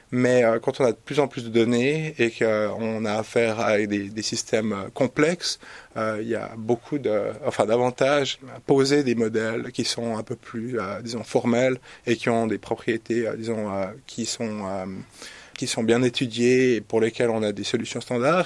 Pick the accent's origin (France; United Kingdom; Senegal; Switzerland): Switzerland; also born or lived in Zurich; je suis suisse